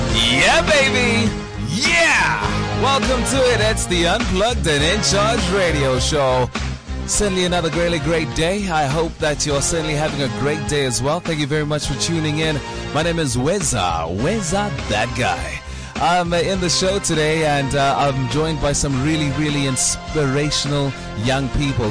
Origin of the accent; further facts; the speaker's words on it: South Africa; I used to watch people like this growing up on Simunye, SABC one